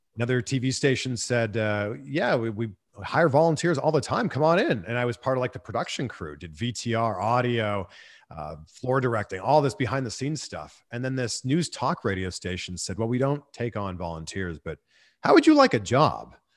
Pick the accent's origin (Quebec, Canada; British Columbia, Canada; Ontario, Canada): Ontario, Canada; Toronto; moved away as an adult; also born or lived in Peterborough, Ontario / Vancouver / Cleveland / Miami; now in Los Angeles, United States; my hometown in Toronto